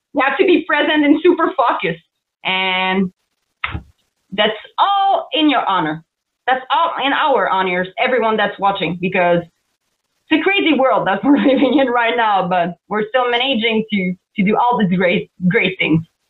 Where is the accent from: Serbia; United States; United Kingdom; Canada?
Canada; accent: French Canadian; English is a second language; I'm a French Canadian for everybody that didn't know with my accent.